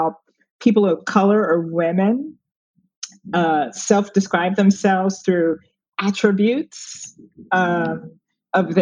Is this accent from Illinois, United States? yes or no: yes; Chicago, Illinois, United States; moved away as an adult; now in New York, United States; growing up on the South Side of Chicago, I went to Wendell Smith